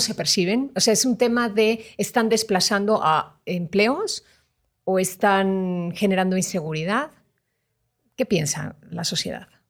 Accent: Mexico; nos distingue como mexicanos

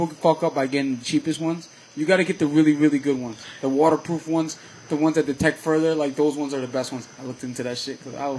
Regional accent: Danbury, Connecticut, United States; I'm born at the hospital where that fucking ambulance is going right now.

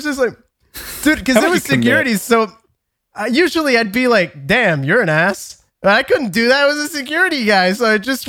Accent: Canada; I'm Canadian.

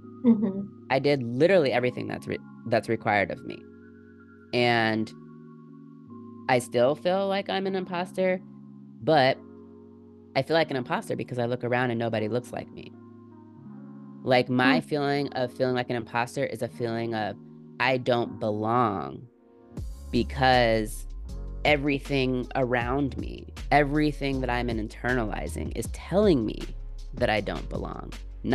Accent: Jamaica; I'm from Jamaica. I grew up, they told me I can do whatever I want, and wherever I am is where I'm supposed to be.

